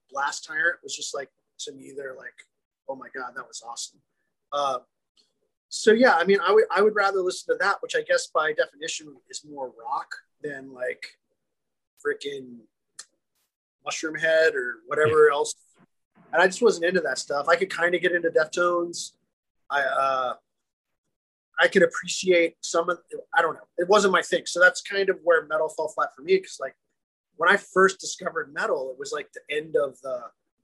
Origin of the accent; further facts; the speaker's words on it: Louisiana, United States; I'm from Louisiana